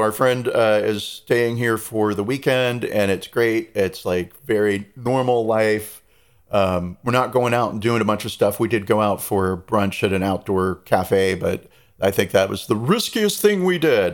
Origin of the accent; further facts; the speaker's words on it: United States; moved away; the American there